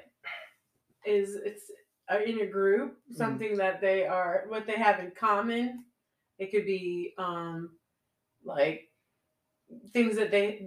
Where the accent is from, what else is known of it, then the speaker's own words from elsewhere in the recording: Rhode Island, United States; moved away as an adult; now in Virginia, United States; where I grew up in Rhode Island, there was not cultures other than mine